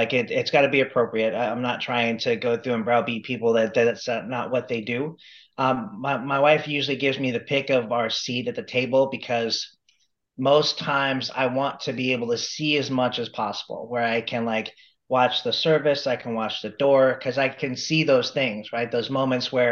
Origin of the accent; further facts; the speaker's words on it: Phoenix, Arizona, United States; here in my hometown of Phoenix